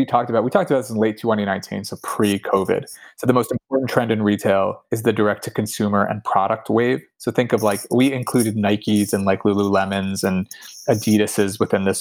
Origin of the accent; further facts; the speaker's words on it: Pennsylvania, United States; I grew up in Pennsylvania